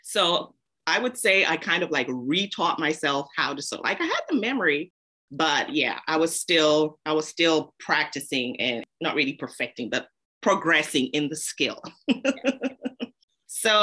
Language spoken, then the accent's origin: English; Zambia; moved away; also born or lived in United Kingdom / North America; Moved back to Zambia. I'm originally from Zambia. So we moved back to Zambia